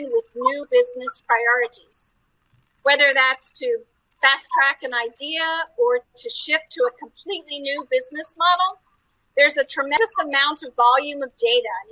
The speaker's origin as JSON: {"language": "English", "country": "United States", "moved": "yes", "lives_now": "Paris, France", "said": "I'm American, but I live with my family in Paris, France"}